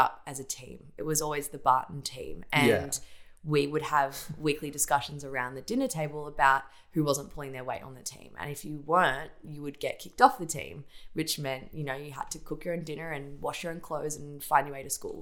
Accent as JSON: {"language": "English", "town": "Geelong", "region": "Victoria", "country": "Australia", "tie": "born or raised there", "said": "I grew up in Ocean Grove in Geelong, on the coast"}